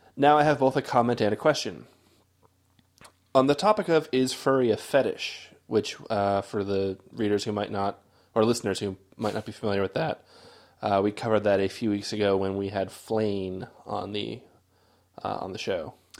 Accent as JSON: {"language": "English", "country": "United States"}